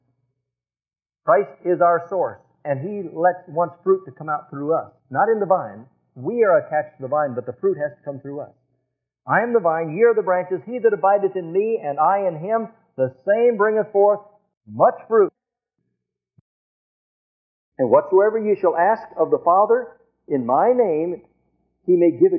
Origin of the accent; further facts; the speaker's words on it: Nebraska, United States; I'm from Nebraska, we raise a lot of cattle